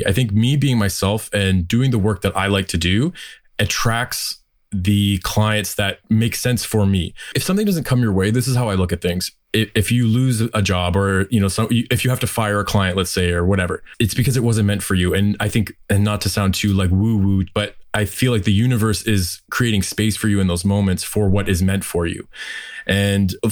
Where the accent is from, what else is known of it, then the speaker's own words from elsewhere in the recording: Windsor, Ontario, Canada; moved away as an adult; also born or lived in Toronto; I'm originally from Windsor, Ontario, and I'm back here now